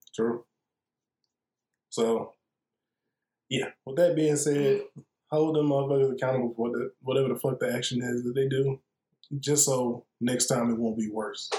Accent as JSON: {"language": "English", "town": "Atlanta", "region": "Georgia", "country": "United States", "tie": "born or raised there", "said": "us being in Atlanta and growing up here."}